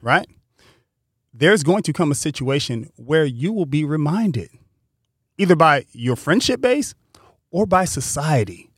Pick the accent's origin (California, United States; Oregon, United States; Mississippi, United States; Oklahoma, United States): California, United States; Pasadena; growing up in Pasadena, there are friends that I had that went to Poly